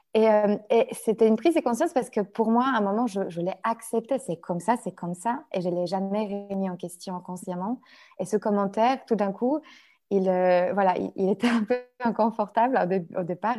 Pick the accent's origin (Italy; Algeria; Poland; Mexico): Poland; French is a second language; moved away as an adult; now in France; je suis une Polonaise, euh, enfin, une vraie. Ça veut dire que vraiment, je vécu jusqu'à mon âge presque adulte en Pologne.